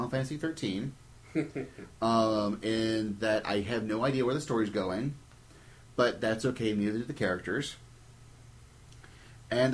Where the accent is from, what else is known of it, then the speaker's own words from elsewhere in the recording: United States; I'm American.